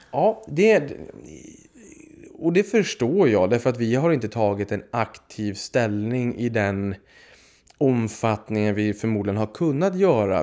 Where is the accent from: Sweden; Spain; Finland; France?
Sweden; Boden, Norrbotten County; Jag kommer från Boden uppe i Norrbotten